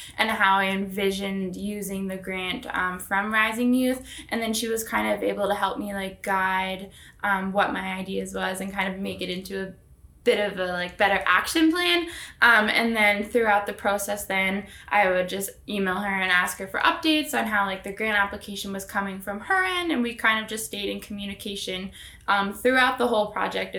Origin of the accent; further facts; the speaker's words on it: Conception Bay South, Newfoundland and Labrador, Canada; I'm from Conception Bay South, Newfoundland.